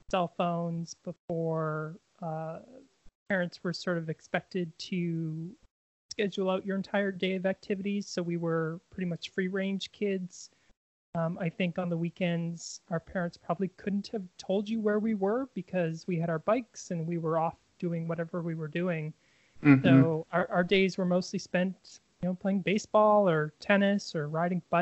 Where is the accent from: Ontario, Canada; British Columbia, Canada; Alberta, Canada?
British Columbia, Canada; Victoria; In Victoria, BC, Canada.